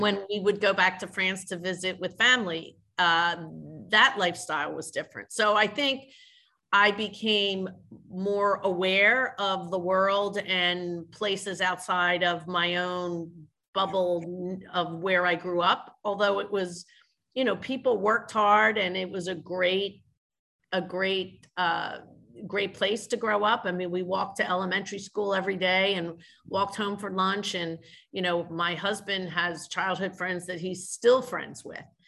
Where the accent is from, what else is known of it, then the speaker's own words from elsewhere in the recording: Philadelphia, Pennsylvania, United States; also born or lived in Orlando, Florida; I grew up in Philadelphia in the city